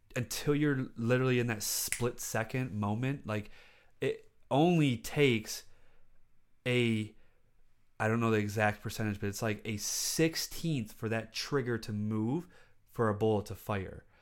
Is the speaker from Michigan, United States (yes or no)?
yes; South Lyon, Michigan, United States; I grew up in South Lyon, and that's even whiter than Livonia.